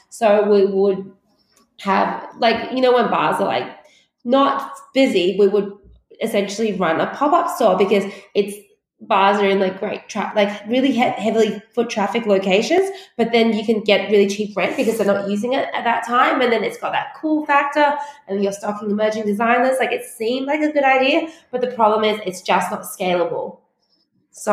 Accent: Australia; also born or lived in China; We moved to Australia from China when I was 8

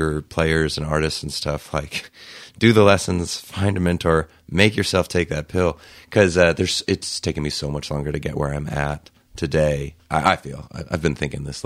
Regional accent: Logan County, Oklahoma, United States; born and raised in Oklahoma. I grew up north of Edmond in Logan County between Guthrie and Edmond

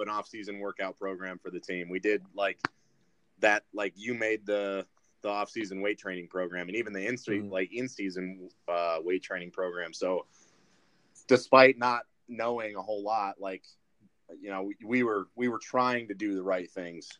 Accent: Brighton, Michigan, United States; also born or lived in Mount Pleasant, Michigan; I was born and raised around the Michigan area, but I've lived in a ton of different places

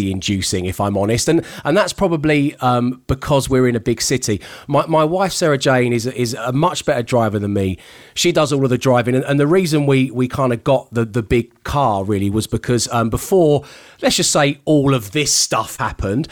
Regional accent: London, United Kingdom; I'm a teenager from South East London in an Escort

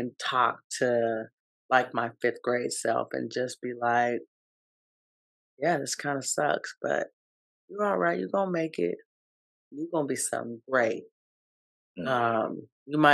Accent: Seattle, Washington, United States; I am born and raised in the 206 in Seattle, born in the Central District, raised in the South End.

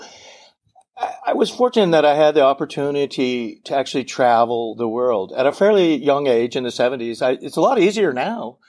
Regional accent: United States; also born or lived in France; I grew up in Colorado, Montana

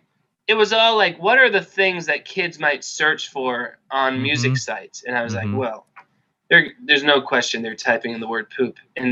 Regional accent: coast just north of Boston, Massachusetts, United States; also born or lived in Rhode Island / New Hampshire; grew up here, dude, for sure.

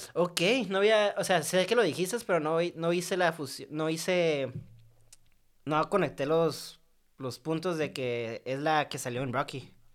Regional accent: Mexico; soy mexicano y pobre

